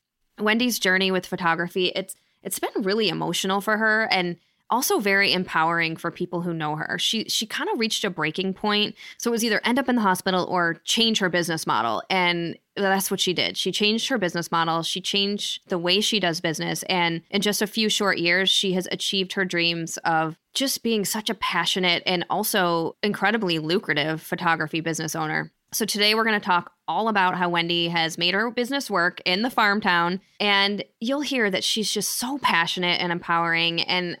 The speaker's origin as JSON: {"language": "English", "region": "Midwest", "country": "United States", "accent": "Midwestern", "said": "my Midwestern accent."}